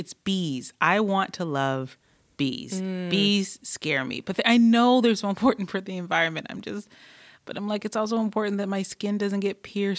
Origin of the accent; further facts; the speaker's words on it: Detroit, Michigan, United States; I grew up in Detroit, but my dad was from Tennessee, so we spent almost every summer in Tennessee.